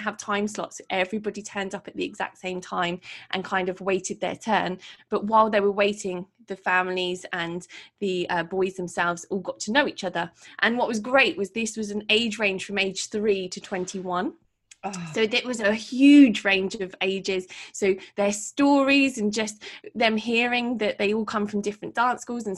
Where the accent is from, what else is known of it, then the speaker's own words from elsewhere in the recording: Portsmouth, South East England, United Kingdom; my city, which is my hometown in Portsmouth